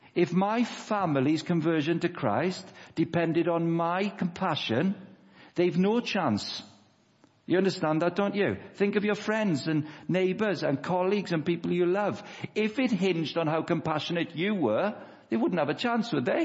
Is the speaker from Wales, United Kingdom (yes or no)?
yes; Wales, United Kingdom; moved away; I'm 38 years of age, Wendy. Um, I grew up in Wales